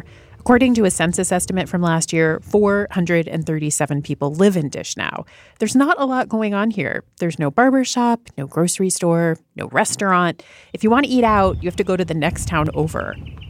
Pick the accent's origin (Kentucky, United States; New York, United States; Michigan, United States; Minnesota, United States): New York, United States; as a New Yorker, I don't drive.